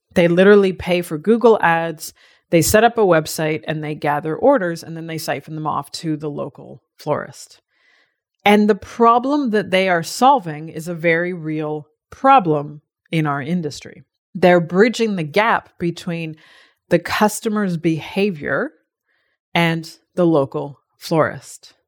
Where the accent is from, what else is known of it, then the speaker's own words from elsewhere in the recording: Canada; now in Australia; as a Canadian